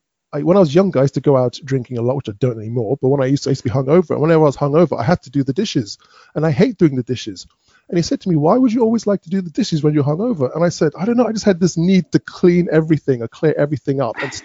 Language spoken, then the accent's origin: English; London, United Kingdom; moved away as an adult; now in Folkestone, United Kingdom; I live in Folkestone in Kent. I'm a Londoner, but I am now becoming a Folkestonian